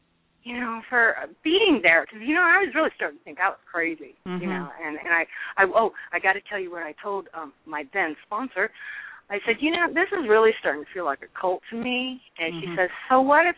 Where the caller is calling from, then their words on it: California, United States; Hi, I'm calling from California.